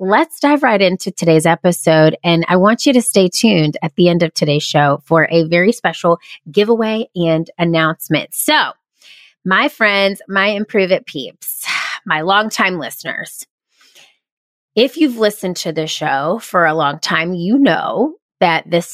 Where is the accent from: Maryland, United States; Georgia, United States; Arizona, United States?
Georgia, United States; also born or lived in South Carolina; when I was 8 years old, I moved from my hometown in South Carolina to another town in Georgia